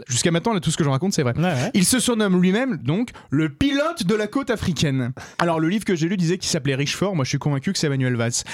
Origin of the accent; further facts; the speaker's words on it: France; en tant que Français